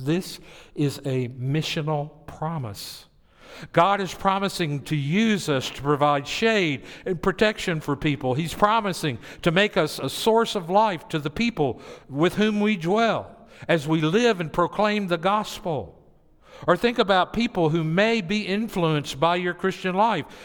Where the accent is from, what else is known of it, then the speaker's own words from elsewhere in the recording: Tennessee, United States; I grew up in Tennessee